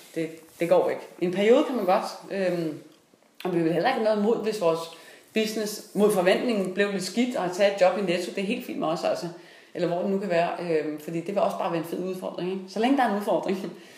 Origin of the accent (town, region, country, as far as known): Denmark